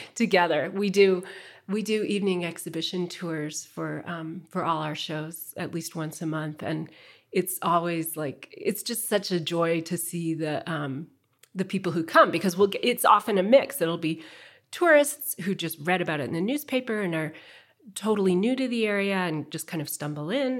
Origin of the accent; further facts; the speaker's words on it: Midwest, United States; also born or lived in Chicago; I grew up in the Midwest